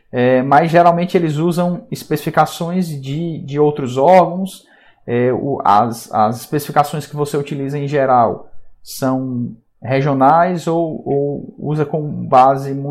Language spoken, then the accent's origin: Portuguese; Belo Horizonte, Minas Gerais, Brazil; Sou de BH.